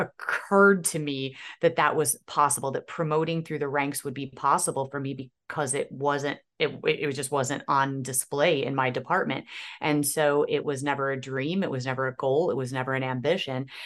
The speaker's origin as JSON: {"language": "English", "town": "Aurora", "region": "Illinois", "country": "United States", "tie": "born or raised there", "said": "I'm born and raised in Aurora, Illinois"}